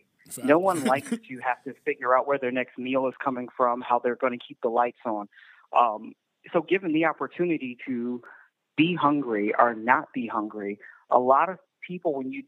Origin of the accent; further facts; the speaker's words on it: Chicago, Illinois, United States; moved away as an adult; also born or lived in Naperville, Illinois; now in Lisle, United States; I was born in Chicago, raised on the south side of Chicago